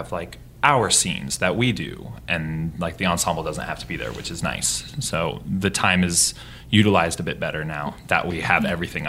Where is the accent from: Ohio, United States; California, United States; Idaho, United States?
Idaho, United States; Boise; now in New York City, United States; And I grew up in Boise, Idaho, but I live in New York City as well.